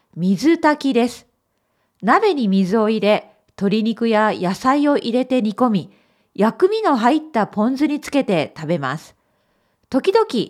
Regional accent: Japan; born or raised there; moved away

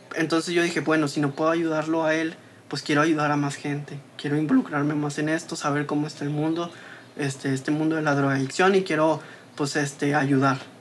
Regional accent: Saltillo, Coahuila, Mexico; yo también crecí aquí en Guayulera, yo soy de aquí de Guayulera

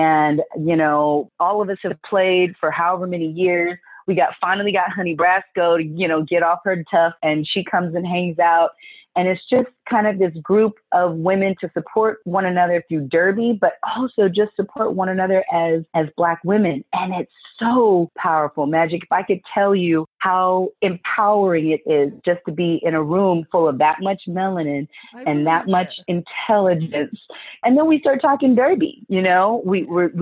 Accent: Ventura, California, United States; also born or lived in Manhattan, New York; now in Los Angeles, United States; I was raised in Ventura, a very small white community north of here

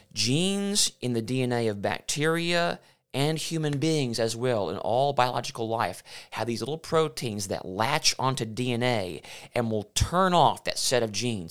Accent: Memphis, Tennessee, United States; also born or lived in Michigan; I was born in Memphis, Tennessee. I spent twenty-three years of my life under Bishop Don Johnson at Railroad Church there in Memphis.

